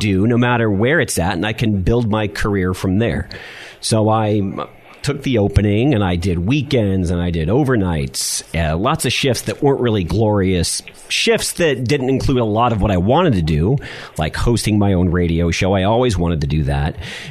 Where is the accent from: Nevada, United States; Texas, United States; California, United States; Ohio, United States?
California, United States; San Diego; also born or lived in Los Angeles, California; I grew up as a child in Los Angeles, and then back in about 1986, I moved to San Diego, so about the fifth grade